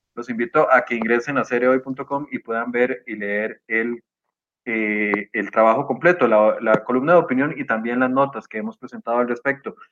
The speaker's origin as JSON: {"language": "Spanish", "country": "Costa Rica", "said": "como costarricense"}